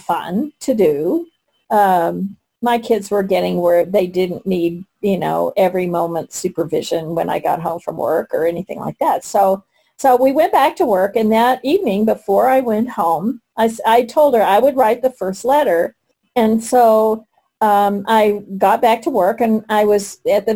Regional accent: Texas, United States; now in Colorado, United States; I grew up in Texas, and you know, and then we were in Colorado

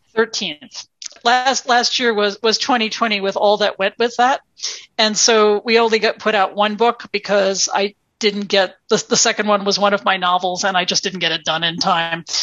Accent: United States; now in Minneapolis, United States; as an American author

